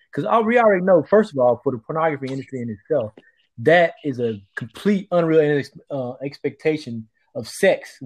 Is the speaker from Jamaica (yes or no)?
no; Mississippi, United States; I growing up in Mississippi